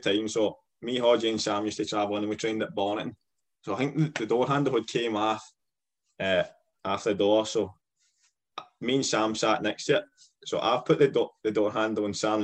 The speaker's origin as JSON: {"language": "English", "area": "town of the Friday away match", "region": "Scotland", "country": "United Kingdom", "tie": "born or raised there", "said": "my hometown"}